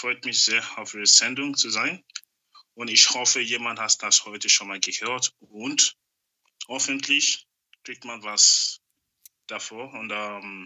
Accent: Nigeria; now in Germany; I'm from Nigeria

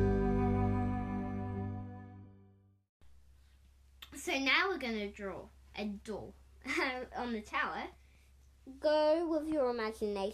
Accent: Australia; I'm Australian

